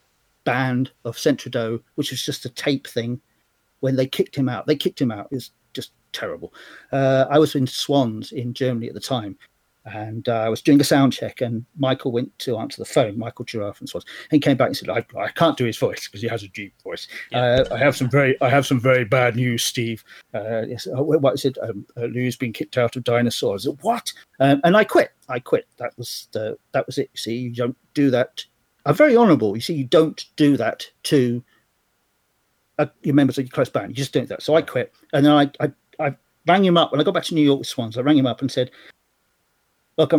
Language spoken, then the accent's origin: English; London, United Kingdom; moved away as an adult; also born or lived in Australia; now in Lincoln, United Kingdom; I was brought up in London in the 70s. I came back from Australia when I was 10 on my 10th birthday. And I spent the whole of the 70s up till 77, 78 in South London